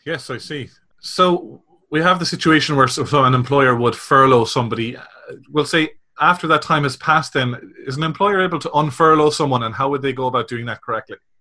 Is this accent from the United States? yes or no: no; Ireland; you probably guessed from my accent, I'm from the Republic